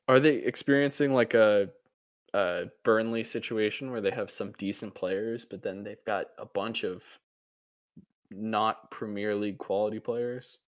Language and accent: English; United States; as an American